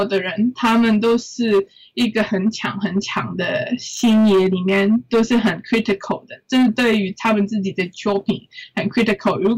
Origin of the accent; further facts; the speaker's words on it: Hong Kong; 我觉得我是香港的香港人